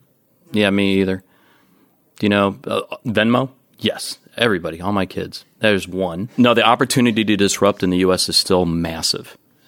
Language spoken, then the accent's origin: English; Jacksonville, Florida, United States; So my hometown.